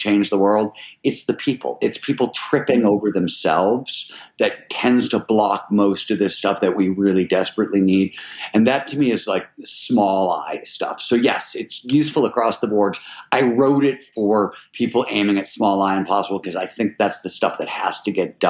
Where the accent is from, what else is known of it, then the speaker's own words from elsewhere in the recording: Cleveland, Ohio, United States; I grew up in Cleveland, Ohio in the 70s